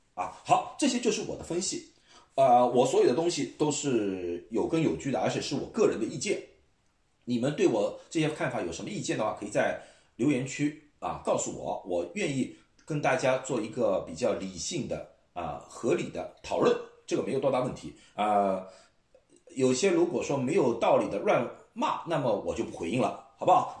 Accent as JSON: {"language": "Chinese", "country": "China", "moved": "yes", "lives_now": "United States", "said": "我们中国人"}